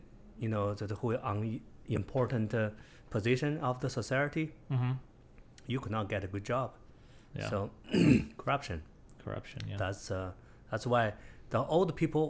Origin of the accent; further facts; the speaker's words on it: China; English is a second language; moved away as an adult; also born or lived in Beijing, China; now in United States; I was from a countryside. You know, it's like 70 miles from Beijing. It's a, to me, it's the poorest country village.